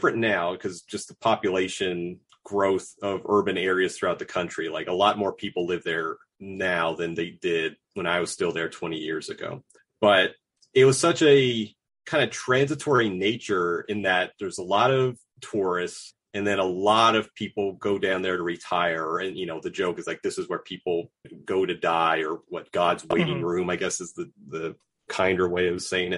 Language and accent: English; South Florida, United States; I grew up in the South Florida metro area. So I wasn't in Miami, but I was, I guess, 25, 30 miles from Miami.